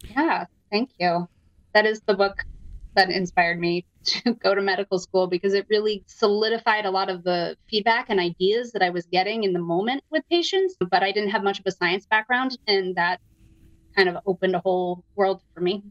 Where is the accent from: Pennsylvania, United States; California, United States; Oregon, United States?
Pennsylvania, United States; Downingtown; moved away as an adult; now in Evanston, United States; From outside of Philadelphia. Uh, shout out to Downingtown, Pennsylvania, my hometown.